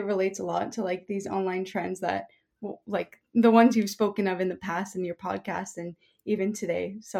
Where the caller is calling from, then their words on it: Toronto, Ontario, Canada; So I'm speaking from Toronto, Ontario